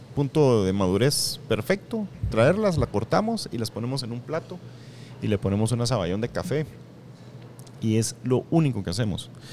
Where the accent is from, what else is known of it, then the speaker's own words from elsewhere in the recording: Escuintla, Guatemala; now in Guatemala City, Guatemala; soy de Escuintla